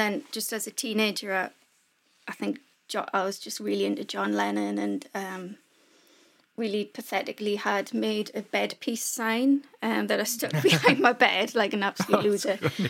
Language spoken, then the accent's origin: English; North Shields, North East England, United Kingdom; also born or lived in Whitley Bay; So, yeah, I was born in North Shields, which is where I live now, and I lived in a place called Whitley Bay until I was about 10, I think, and then back here.